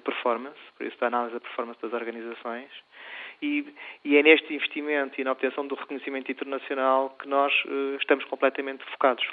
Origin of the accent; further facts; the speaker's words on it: Portugal; also born or lived in Spain; eu sempre cresci eh, com a dicotomia de Portugal e Espanha, porque eu sou português e espanhol e, e cresci nisso